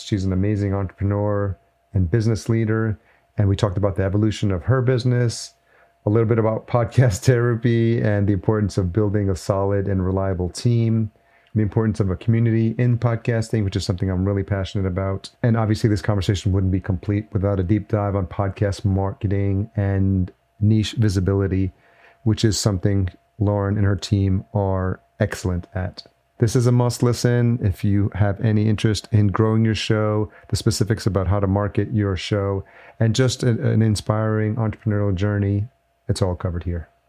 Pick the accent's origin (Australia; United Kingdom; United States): United States; Yonkers, New York; now in Minneapolis, United States; I'm in Minneapolis now, but I'm a New Yorker, grew up in Yonkers